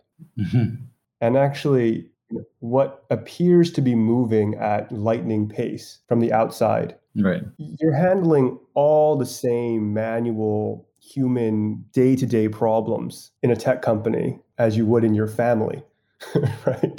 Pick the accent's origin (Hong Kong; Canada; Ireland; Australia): Hong Kong; I'm originally from Hong Kong